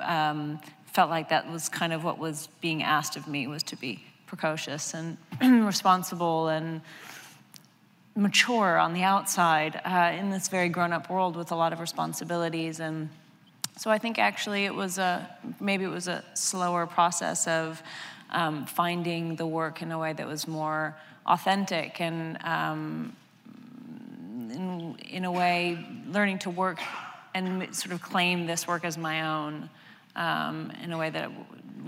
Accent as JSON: {"language": "English", "region": "New York", "country": "United States", "tie": "born or raised there", "said": "I grew up here in New York"}